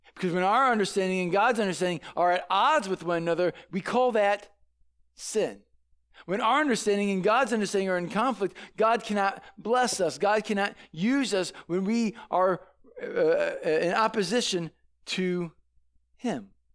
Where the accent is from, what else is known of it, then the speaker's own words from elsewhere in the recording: St. Louis, Missouri, United States; I grew up in Saint Louis